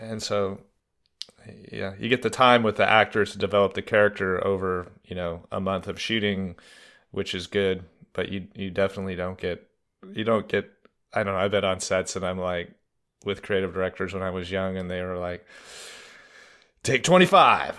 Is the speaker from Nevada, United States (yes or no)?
yes; Reno, Nevada, United States; also born or lived in California; I was born in California and I grew up in Reno, Nevada